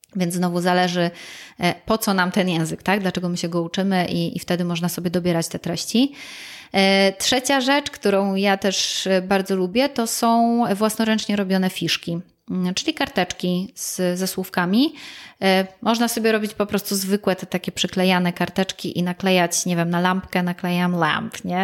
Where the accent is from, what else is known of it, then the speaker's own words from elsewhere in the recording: Gliwice, Silesian Voivodeship, Poland; ja jestem rodowitą gliwiczanką, ja się tu urodziłam, tu wychowywałam, e, tutaj skończyłam szkołę.